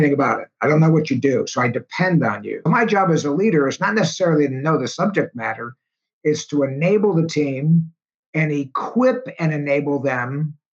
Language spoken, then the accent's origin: English; New Jersey, United States; also born or lived in Schenectady, New York; at 9 years old, we got transferred to New Jersey. So that's where I grew up in New Jersey from 10 until 17